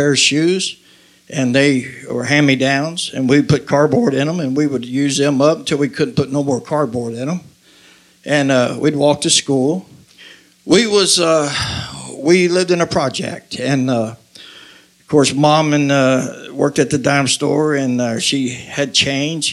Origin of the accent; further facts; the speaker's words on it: Covington, Kentucky, United States; I was raised in Covington, Kentucky